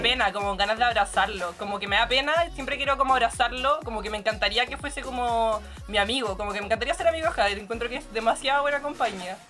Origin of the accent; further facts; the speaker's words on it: Santiago, Santiago Metropolitan Region, Chile; desde Santiago, como ya me presentaron, he vivido acá toda mi vida, así que soy muy santiaguina